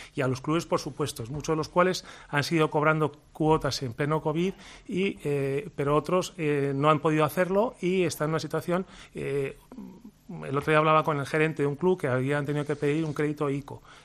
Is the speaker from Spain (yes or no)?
yes; Spain; nosotros como españoles